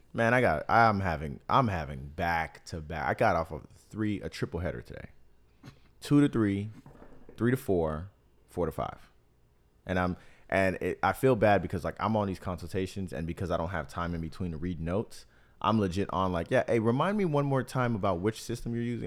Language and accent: English; South Florida, United States; also born or lived in Miami / Tampa; growing up in South Florida